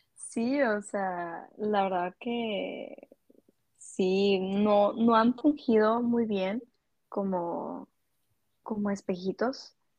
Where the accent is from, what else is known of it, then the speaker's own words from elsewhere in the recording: Culiacán, Sinaloa, Mexico; yo soy originaria de Culiacán, Sinaloa